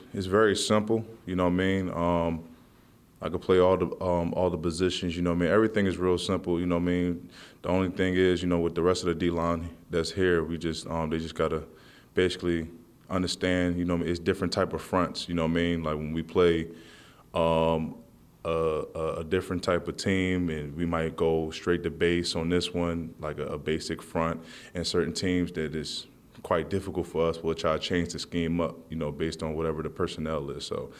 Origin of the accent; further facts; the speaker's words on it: Philadelphia, Pennsylvania, United States; You know, I'm from Philly, so, you know what I mean? I was more of an Eagles, but, you know, I never hated the Giants, though.